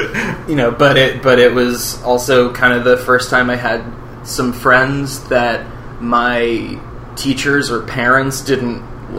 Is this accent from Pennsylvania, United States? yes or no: no; White Plains, New York, United States; I was born in White Plains, New York, which is about a half an hour north of the city, and it is. About as diverse as you get in Westchester County, which is known for just being full of very wealthy people